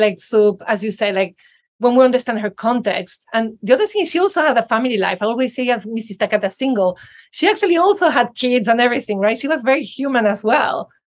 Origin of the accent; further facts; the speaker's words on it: Venezuela; moved away; I grew up in Venezuela